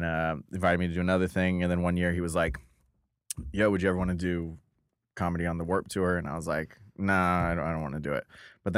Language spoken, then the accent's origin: English; San Diego, California, United States; I'm from San Diego.